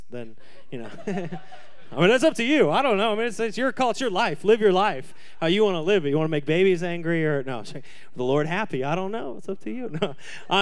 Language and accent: English; the Northwest, Pacific Northwest, United States; now in Scottsdale, United States; what living in the Northwest is like